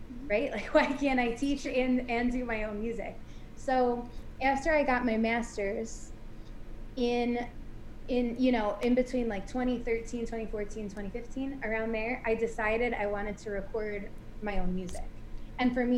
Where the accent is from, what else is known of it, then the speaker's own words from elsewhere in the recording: Buffalo, New York, United States; I grew up with my parents and my two sisters in Buffalo, New York.